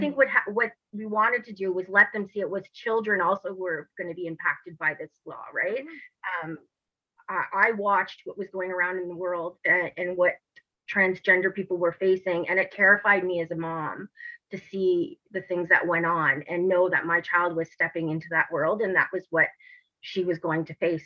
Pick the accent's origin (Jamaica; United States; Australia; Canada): Canada; Timmins, Ontario; I'm from a small town up north. I'm from Timmins, Ontario, where even to this day, um, the mentality hasn't evolved too much up there.